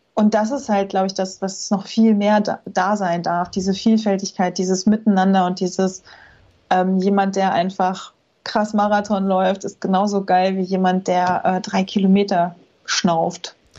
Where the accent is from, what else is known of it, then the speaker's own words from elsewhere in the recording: Rostock, Mecklenburg-Vorpommern, Germany; moved away; als ich hier nach Rostock in meine Heimatstadt zurückgezogen bin